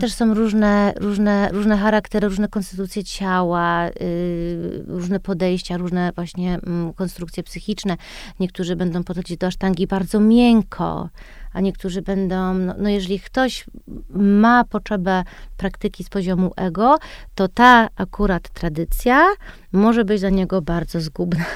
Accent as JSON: {"language": "Polish", "country": "United States", "tie": "born or raised there", "moved": "as an adult", "lives_now": "Poland", "said": "wychowałam się w Stanach i wróciłam do Polski, jak miałam 22 lata po studiach."}